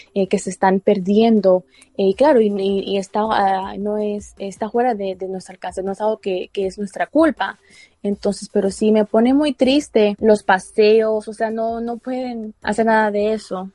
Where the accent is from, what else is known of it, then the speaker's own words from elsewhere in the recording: Mexico; now in Baltimore, United States; yo vengo de México y cuando yo estaba pequeña no tuve la mejor educación